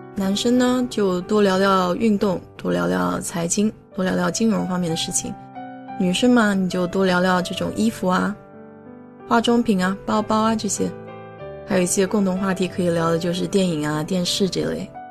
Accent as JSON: {"language": "Chinese", "country": "China", "moved": "yes", "lives_now": "United States", "said": "我们中国人"}